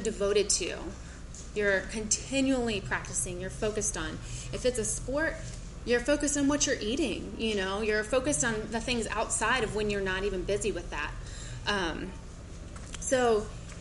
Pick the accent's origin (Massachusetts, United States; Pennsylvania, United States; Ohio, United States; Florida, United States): Florida, United States; Gainesville; I am from Gainesville, Florida. My husband is the college minister there